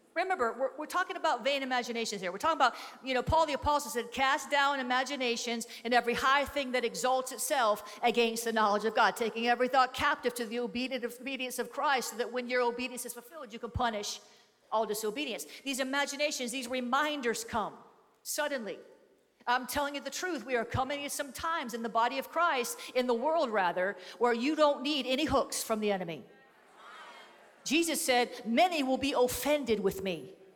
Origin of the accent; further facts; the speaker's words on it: Florida, United States; I come from Florida, where we have more pythons per capita than any other state in the US